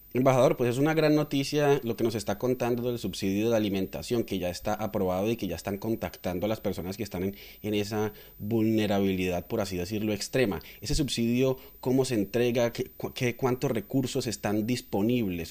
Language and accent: Spanish; Colombia; now in Melbourne, Australia; Somos periodistas colombianos viviendo en Australia